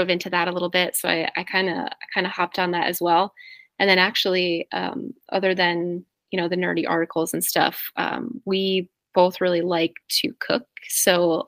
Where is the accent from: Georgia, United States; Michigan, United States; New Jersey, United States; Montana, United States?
New Jersey, United States; moved away; also born or lived in Boston; I'm from New Jersey